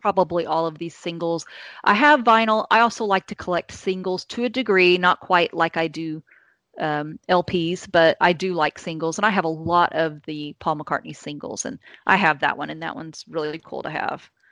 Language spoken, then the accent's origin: English; Indiana, United States; now in Kentucky, United States; i live in Kentucky now, but I grew up in Indiana. I'm an Indiana girl